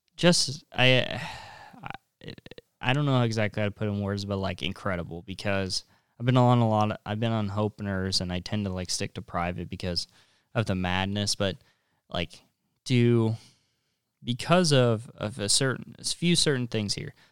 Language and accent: English; North Platte, Nebraska, United States; I'm from North Platte